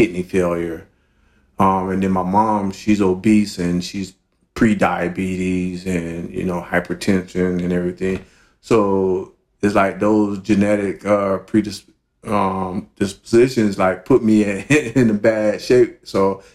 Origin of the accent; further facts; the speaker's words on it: Miami, Florida, United States; I grew up in Miami, Coconut Grove to be more specific